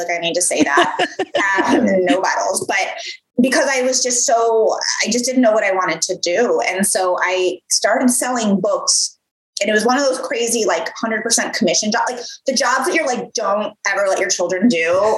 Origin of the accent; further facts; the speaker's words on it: Midwest, United States; moved away; I'm from the Midwest. So I'm from the Midwest originally.